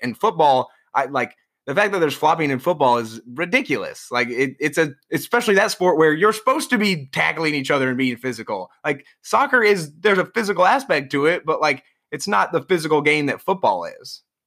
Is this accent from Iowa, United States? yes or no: yes; Iowa, United States; moved away as an adult; now in New York, United States; growing up in Iowa and, and moving to New York